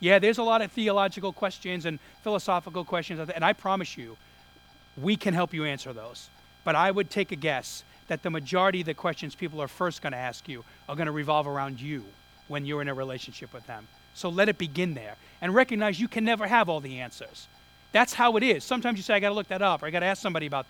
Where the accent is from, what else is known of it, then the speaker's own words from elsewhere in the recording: New York City, New York, United States; moved away; I grew up in Brooklyn